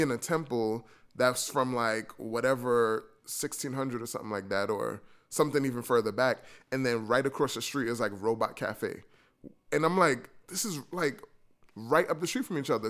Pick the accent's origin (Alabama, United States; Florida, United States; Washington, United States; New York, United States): New York, United States; I'm from New York